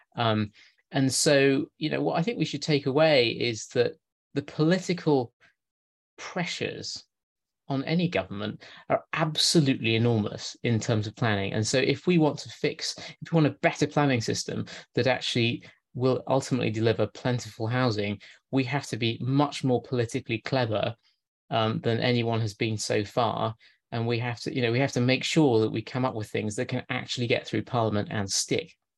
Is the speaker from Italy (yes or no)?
no; Lancashire, North West England, United Kingdom; moved away; near my hometown in Lancashire